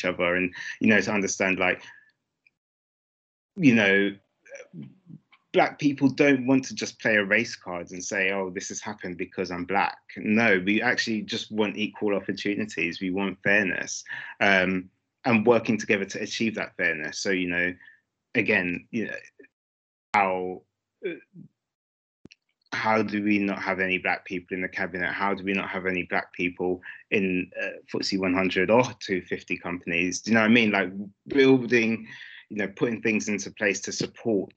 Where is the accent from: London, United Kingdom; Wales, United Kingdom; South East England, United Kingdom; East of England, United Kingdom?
London, United Kingdom; I grew up in Brixton